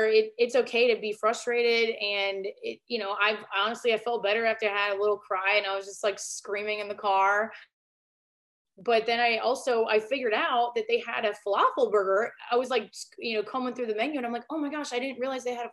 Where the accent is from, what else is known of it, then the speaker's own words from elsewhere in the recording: Northern Minnesota, United States; moved away; I'm from originally from Northern Minnesota